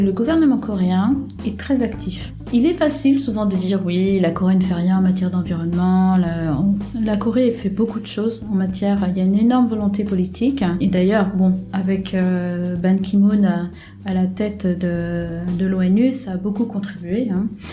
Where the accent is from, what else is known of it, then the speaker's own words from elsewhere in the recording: France; now in South Korea; je suis française